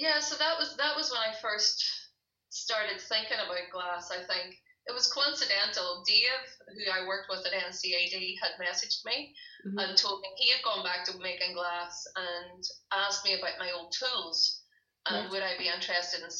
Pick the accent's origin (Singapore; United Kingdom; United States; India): United Kingdom; Derry, Northern Ireland; moved away as an adult; now in Limavady, United Kingdom; I'm actually from Derry. I'm not from Limavady. I'm from Derry.